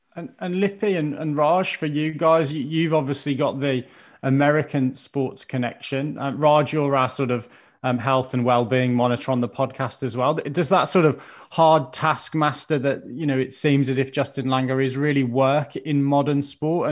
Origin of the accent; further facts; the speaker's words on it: Birmingham, West Midlands, United Kingdom; I'll be rooting for my hometown Birmingham boys